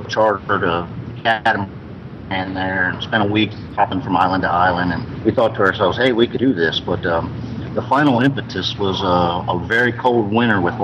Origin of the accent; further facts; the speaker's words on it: Maryland, United States; moved away; we're from Maryland